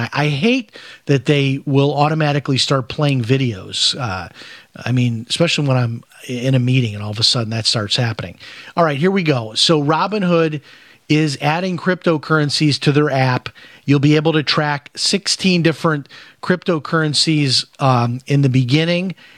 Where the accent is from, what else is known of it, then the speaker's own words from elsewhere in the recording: Chicago, Illinois, United States; moved away as an adult; now in Florida, United States; I grew up in Chicago